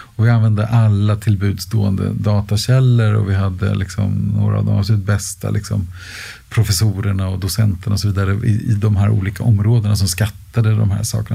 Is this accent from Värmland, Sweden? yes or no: no; Stockholm, Stockholm County, Sweden; Jag har bott och arbetat inom en radie av en komma två mil i hela mitt liv. Eh, så jag är inte så järv rent, rent, eh, geografiskt, utan, eh, så jag har bott, eh, på Nybehov och sen har jag bott i Älvsjö och Örby och Västertorp.